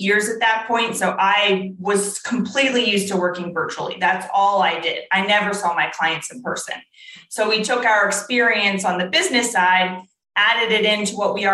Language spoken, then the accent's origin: English; New Jersey, United States; moved away as an adult; also born or lived in Ohio; I grew up in South Jersey